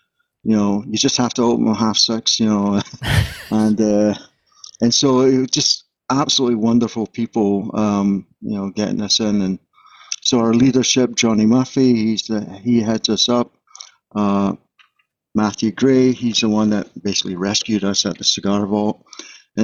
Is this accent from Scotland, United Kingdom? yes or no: yes; Glasgow, Scotland, United Kingdom; also born or lived in Charleston, United States; now in United States; I was born in Charleston, South Carolina, and they divorced, went back to Glasgow, lived there. My mom was a single parent. And then she actually remarried another American sailor. And then I came back to the States in 78.